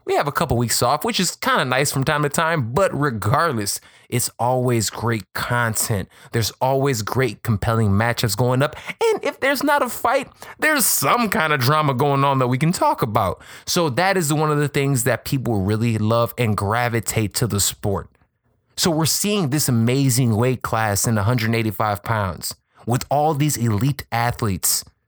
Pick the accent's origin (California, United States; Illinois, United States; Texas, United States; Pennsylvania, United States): Illinois, United States; Chicago; I'm from Chicago